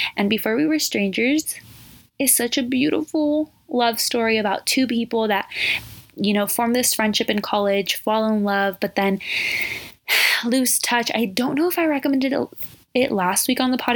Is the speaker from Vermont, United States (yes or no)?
no; Southern California, United States; I'm 22 from Southern California. Born and raised